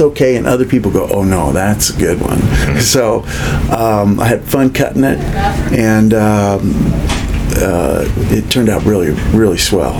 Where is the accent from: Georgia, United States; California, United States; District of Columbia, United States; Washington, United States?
California, United States; Monterey; moved away; also born or lived in northeastern Nevada; I was born and raised in Monterey, California